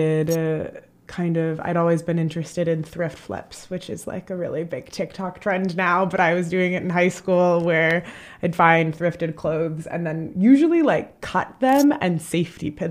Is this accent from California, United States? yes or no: no; Chicago, Illinois, United States; I'm from Chicago